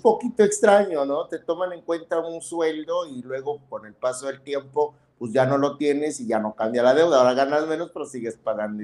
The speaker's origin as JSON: {"language": "Spanish", "town": "Tonalá", "region": "Chiapas", "country": "Mexico", "tie": "born or raised there"}